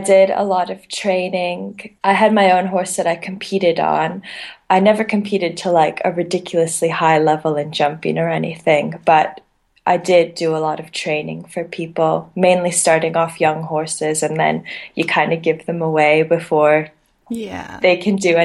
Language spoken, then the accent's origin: English; Canada; moved away; I'm actually from Canada